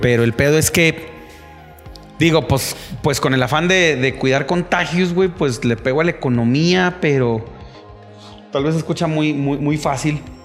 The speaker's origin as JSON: {"language": "Spanish", "country": "Mexico", "said": "soy mexicano"}